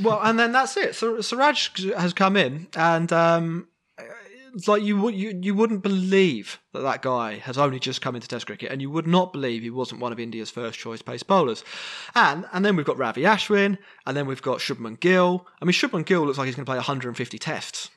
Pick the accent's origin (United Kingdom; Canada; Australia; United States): United Kingdom; England; we are all English